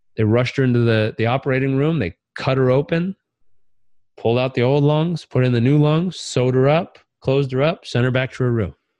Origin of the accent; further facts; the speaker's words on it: Southern California, United States; I grew up in Southern California, where we think meditation and vegetable juice heals everything.